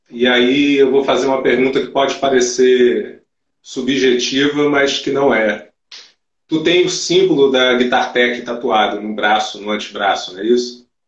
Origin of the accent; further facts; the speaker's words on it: Brazil; É que como bom brasileiro, eu tô com uma certa gambiarra aqui.